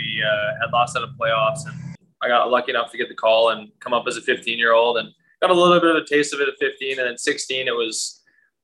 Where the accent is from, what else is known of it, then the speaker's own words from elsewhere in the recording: Langley, British Columbia, Canada; I originally grew up in Langley, British Columbia.